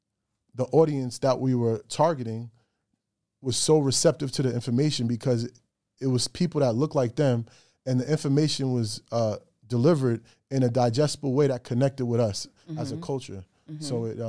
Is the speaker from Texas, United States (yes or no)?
no; Greenburgh, New York, United States; moved away as an adult; now in Atlanta, United States; I'm from New York. Greenberg, New York is where I lay my head for 25 years. Now I moved to the A.